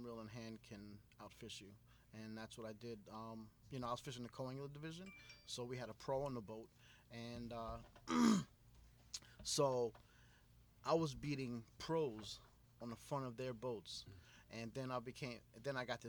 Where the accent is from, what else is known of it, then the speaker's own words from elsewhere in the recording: Riverhead, New York, United States; growing up in Riverhead